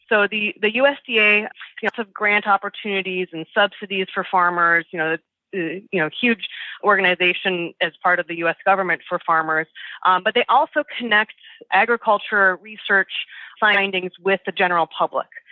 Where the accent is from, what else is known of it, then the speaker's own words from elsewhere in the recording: Minnesota, United States; now in New Jersey, United States; I hail from Minnesota, outside of the Twin Cities area of Minneapolis and St. Paul. And that's where I, I spent my upbringing